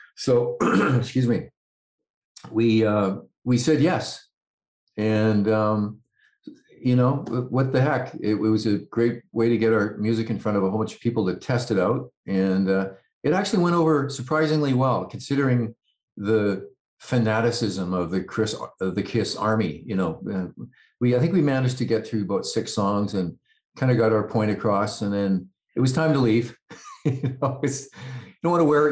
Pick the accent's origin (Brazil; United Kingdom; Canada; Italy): Canada; Vancouver, British Columbia; also born or lived in Calgary; I live in a suburb of Vancouver, and that's kind of where I grew up